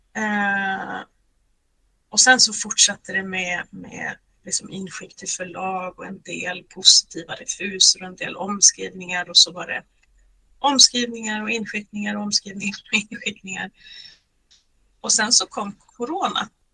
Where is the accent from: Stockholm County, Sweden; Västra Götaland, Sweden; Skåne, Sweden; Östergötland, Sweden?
Västra Götaland, Sweden; Lysekil; moved away as an adult; also born or lived in Uddevalla / Gothenburg; now in Norway; mitt Bohuslän eftersom jag uppvuxen i Lysekil